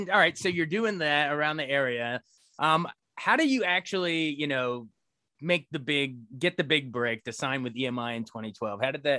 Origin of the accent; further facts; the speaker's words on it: Frederick, Maryland, United States; I grew up in Frederick, Maryland, just a couple, like an hour or so west of you, probably. Yeah. Hour and a half. Still live here with my wife.